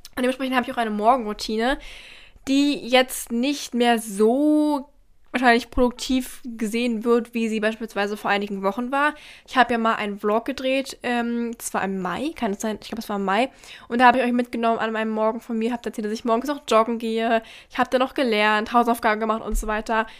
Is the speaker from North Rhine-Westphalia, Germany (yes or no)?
no; Berlin, Germany; ich komme aus Berlin